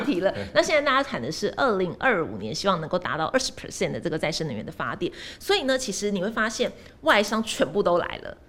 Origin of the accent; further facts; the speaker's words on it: Taiwan; 我们是身为台湾人